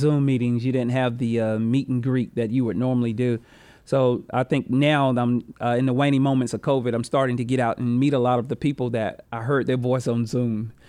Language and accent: English; Rock Hill, South Carolina, United States; I grew up on Green Street